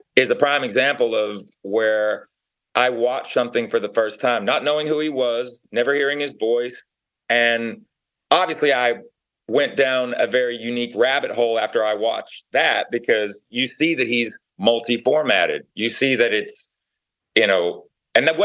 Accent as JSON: {"language": "English", "town": "Knoxville", "region": "Tennessee", "country": "United States", "said": "I'm from Knoxville, Tennessee."}